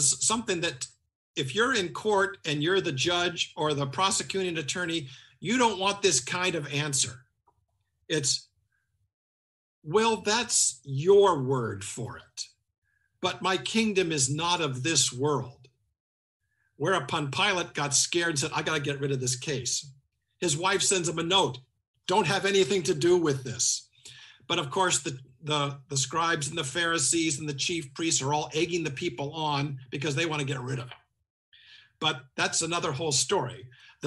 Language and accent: English; Evansville, Indiana, United States; a priest from my hometown, Evansville, Indiana